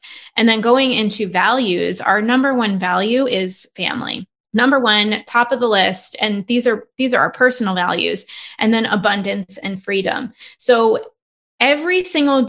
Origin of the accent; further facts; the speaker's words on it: New York, United States; I'm from New York